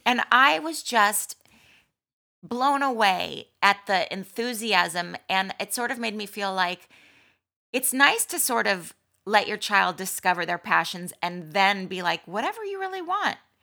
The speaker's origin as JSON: {"language": "English", "town": "Malibu", "region": "California", "country": "United States", "tie": "born or raised there", "said": "I was, um, born and raised in Malibu"}